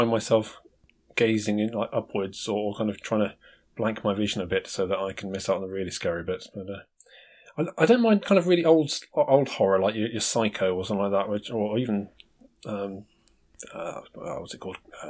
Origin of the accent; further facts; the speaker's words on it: United Kingdom; I'm British